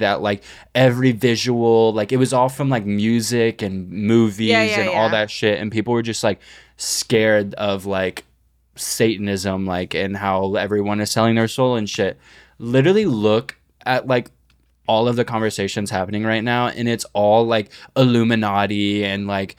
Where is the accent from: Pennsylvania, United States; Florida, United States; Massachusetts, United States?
Florida, United States; North Miami; Yeah, I'm from North Miami.